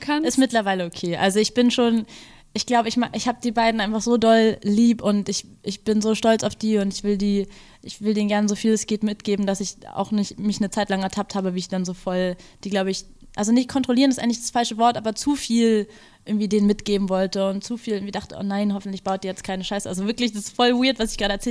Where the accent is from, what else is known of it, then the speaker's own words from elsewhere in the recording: Berlin, Germany; bin aufgewachsen in Berlin mit diesem, also zwischen zwei Kulturen